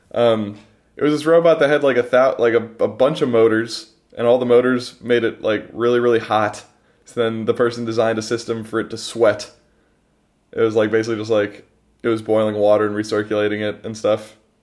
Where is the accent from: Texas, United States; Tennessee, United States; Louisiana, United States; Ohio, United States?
Ohio, United States; the humid summers where we're from